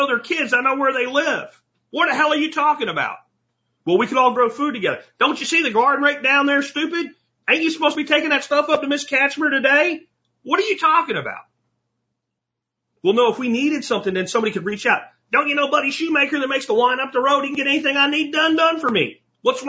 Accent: Jacksonville, Florida, United States; moved away; also born or lived in Pennsylvania; When I was younger, growing up in Jacksonville, Florida is the biggest city on the planet

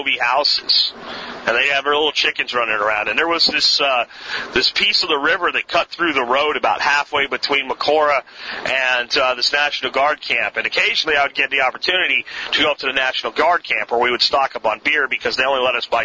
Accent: Pennsylvania, United States; where I grew up in Pennsylvania

